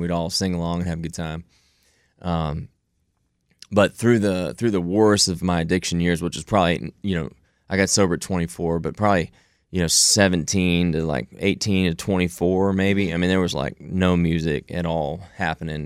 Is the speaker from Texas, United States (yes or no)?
yes; Houston, Texas, United States; I born and raised in Houston, Texas, to a great family here in the, in the Bel Air area